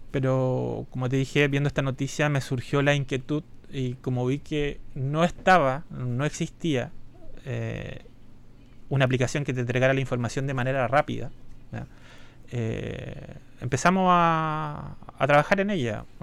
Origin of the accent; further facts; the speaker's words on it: Chillán, Ñuble, Chile; also born or lived in Santiago; Yo soy de Chillán.